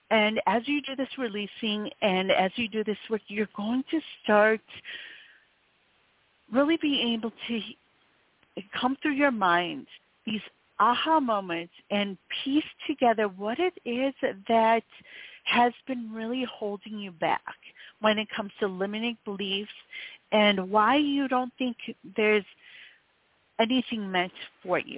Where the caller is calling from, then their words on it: New York City, New York, United States; I'm calling from uh, New York City.